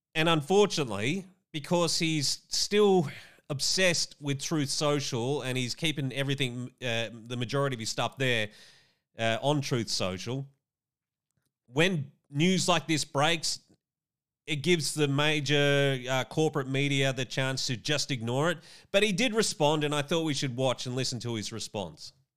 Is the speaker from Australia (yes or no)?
yes; Australia; as an Australian